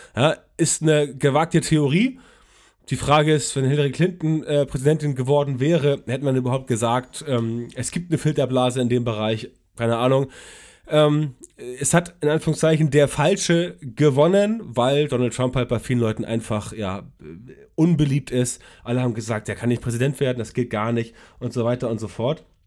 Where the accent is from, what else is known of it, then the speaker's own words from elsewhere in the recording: Hamburg, Germany; Ich komme aus Hamburg